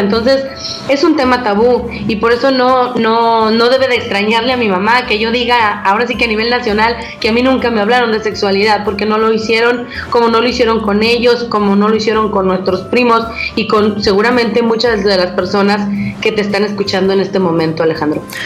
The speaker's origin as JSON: {"language": "Spanish", "country": "Mexico", "said": "como más atlecos o como mexicanos"}